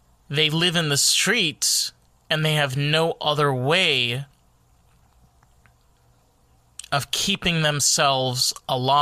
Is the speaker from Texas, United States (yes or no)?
no; New York, United States; I'm from New York